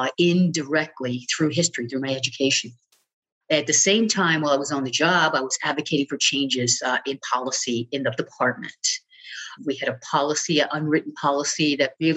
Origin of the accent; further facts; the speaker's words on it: Baltimore, Maryland, United States; moved away as an adult; now in Oregon, United States; I grew up in Baltimore, but after high school, you know, I wasn't ready for college.